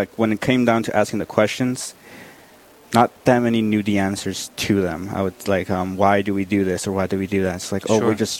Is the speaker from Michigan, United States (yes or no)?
yes; Grand Rapids, Michigan, United States; now in North Dakota, United States; I'm actually from Grand Rapids, Michigan.